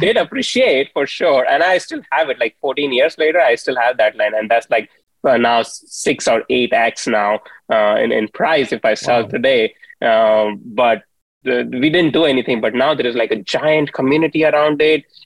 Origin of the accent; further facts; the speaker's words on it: India; moved away; I grew up in India